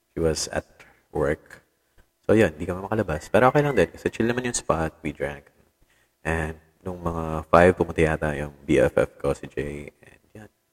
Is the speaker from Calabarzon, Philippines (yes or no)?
no; Tacloban, Eastern Visayas, Philippines; dito sa amin sa Tacloban